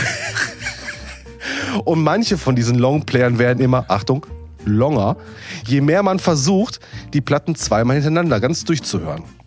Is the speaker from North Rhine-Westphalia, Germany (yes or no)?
yes; Duisburg, North Rhine-Westphalia, Germany; ich als gebürtiger Duisburger